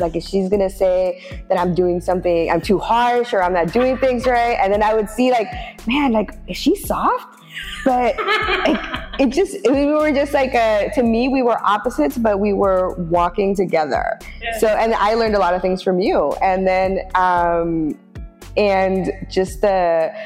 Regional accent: Oakland, California, United States; I am born and raised in Oakland

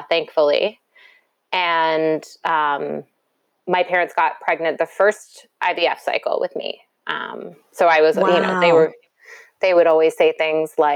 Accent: New York City, New York, United States; I grew up in New York, as I said, New York City

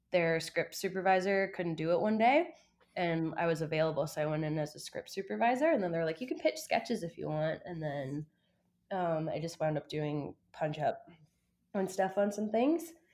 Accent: Prince Edward Island, Canada; moved away as an adult; also born or lived in Fredericton, New Brunswick; I'm from Prince Edward Island originally.

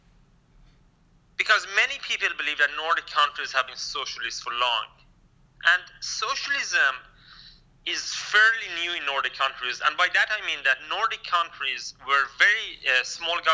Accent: Kurdistan, Iran; now in Sweden; I'm a Kurdish-Iranian immigrant to Sweden

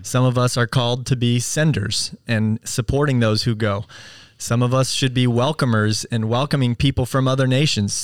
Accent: United States; we as American Christians

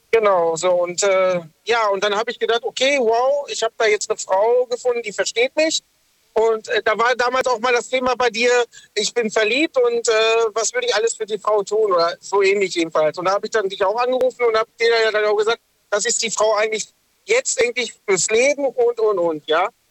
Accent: Lünen, North Rhine-Westphalia, Germany; also born or lived in Dortmund; now in Sindelfingen, Germany; ich bin eigentlich aus Dortmund, mhm. also aus dem Ruhrpott. Ähm, bin in Lünen groß geworden

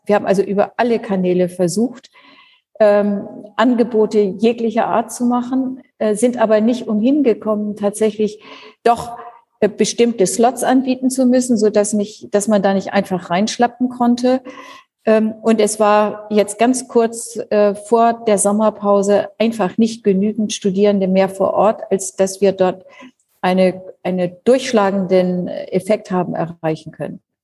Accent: Schleswig-Holstein, Germany; moved away as an adult; also born or lived in Lower Saxony; now in Berlin, Germany; Ich bin tatsächlich in Schleswig-Holstein aufgewachsen, also dort natürlich auch geboren

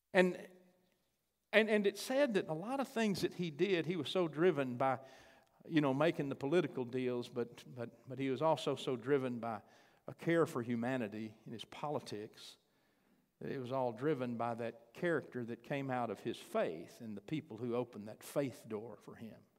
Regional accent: Chandler, United States; moved away; I got to go to Chandler. That's my hometown

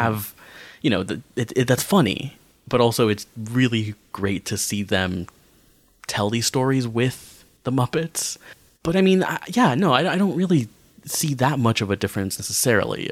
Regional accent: United States; growing up in America

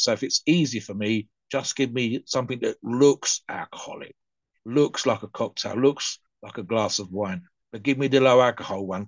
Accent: United Kingdom; my mum worked as a barmaid, so in a pub for for many many years. So in the United Kingdom, the culture uh, is definitely there

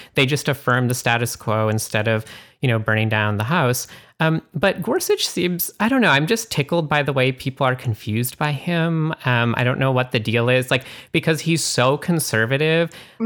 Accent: Canada; I'm from Canada

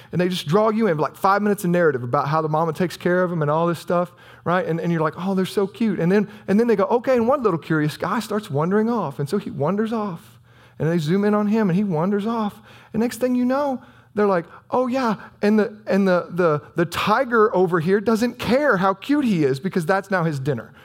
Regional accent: United States; also born or lived in Southern Illinois; we're American

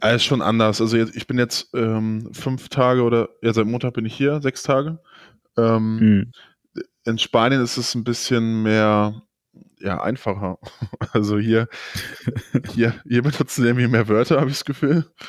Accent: Germany; bei uns

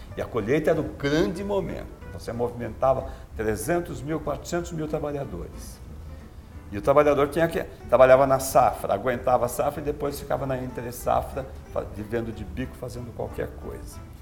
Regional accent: Araraquara, São Paulo, Brazil; eu sou de uma região canavieira, eu sou de Araraquara

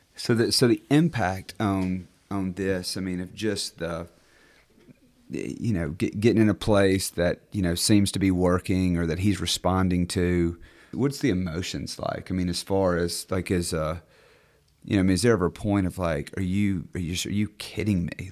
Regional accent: Clarksdale, Mississippi, United States; I'm from Clarksdale.

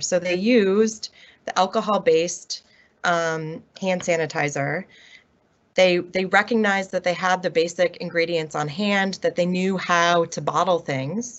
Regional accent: Milwaukee, Wisconsin, United States; my hometown of Milwaukee, Wisconsin

